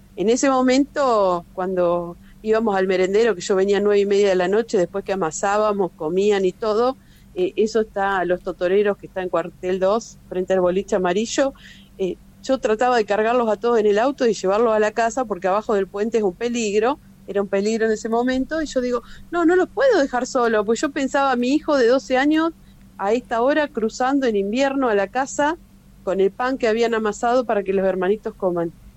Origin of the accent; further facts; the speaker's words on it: Junín, Buenos Aires Province, Argentina; yo soy de acá de Junín, de la ciudad de Junín